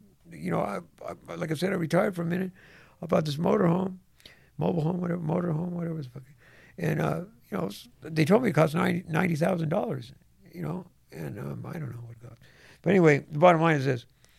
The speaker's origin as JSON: {"language": "English", "town": "Venice", "region": "California", "country": "United States", "also_born_or_lived": "Santa Monica", "said": "You know, we grew up in, you know, I'm from Venice, you're from Santa Monica."}